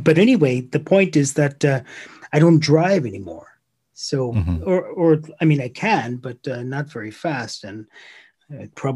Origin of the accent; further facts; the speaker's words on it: United States; moved away as an adult; now in Finland; I'm an American, but I've been here a long time